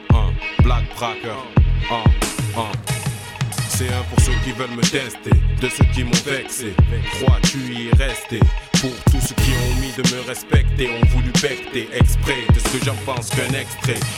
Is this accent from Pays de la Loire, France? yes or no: no; Marseille, Provence-Alpes-Côte d'Azur, France; c'est pas parce que nous sommes Marseillais que nous sommes à même de pouvoir nous juger.